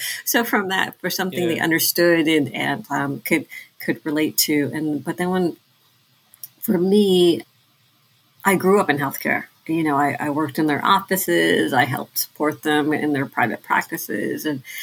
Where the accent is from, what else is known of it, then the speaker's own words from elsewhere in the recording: Thailand; now in United States; because we're immigrants from Thailand